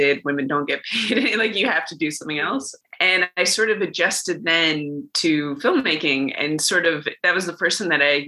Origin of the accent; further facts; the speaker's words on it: Los Angeles, California, United States; moved away as an adult; also born or lived in Ithaca, New York; I grew up in Los Angeles, California